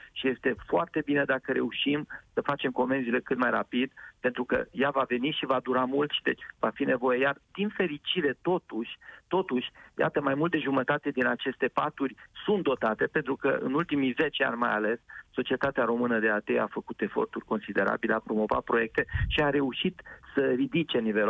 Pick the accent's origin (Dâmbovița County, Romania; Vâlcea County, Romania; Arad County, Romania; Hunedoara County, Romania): Hunedoara County, Romania; Orăștie Mountains; locurile de unde sunt eu născut, din Munții Orăștie